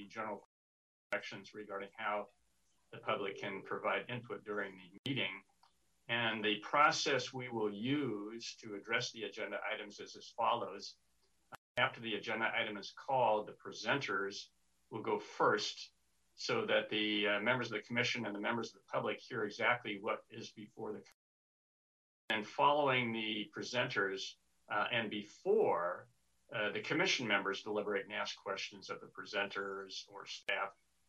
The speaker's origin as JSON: {"language": "English", "town": "Sacramento", "region": "California", "country": "United States", "tie": "born or raised there", "also_born_or_lived": "Los Angeles", "said": "I was born and raised in Sacramento. I lived here for 68 of my 74 years, except when I went away to college and worked down in LA for a while."}